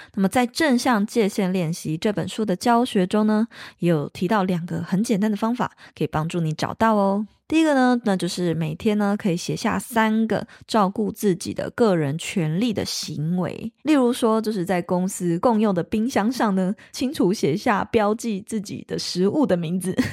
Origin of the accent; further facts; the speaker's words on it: Taiwan; 在我们台湾人的成长过程当中